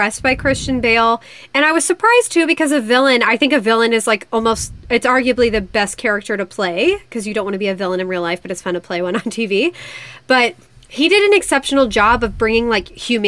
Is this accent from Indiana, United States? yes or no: yes; Indiana, United States; I'm from Indiana